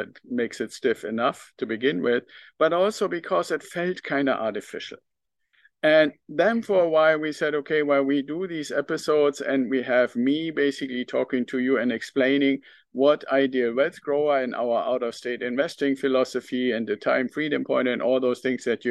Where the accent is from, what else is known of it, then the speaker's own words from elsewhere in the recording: Northern Germany, Germany; accent: German; English is a second language; also born or lived in United Kingdom; now in United States; I still have some of my German accent left. And I was actually born in a part of Germany, in northern Germany